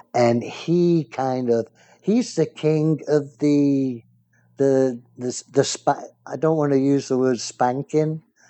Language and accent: English; England, United Kingdom; born there; now in United States; is an American like me, but he's not really Australian, even though he was born in Australia like I was born in England.